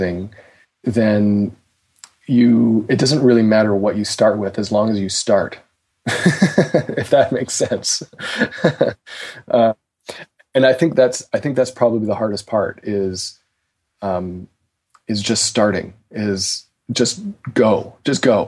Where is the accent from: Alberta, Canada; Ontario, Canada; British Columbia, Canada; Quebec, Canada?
Ontario, Canada; Toronto; I am from Toronto, Canada, and when I was... I'm 33.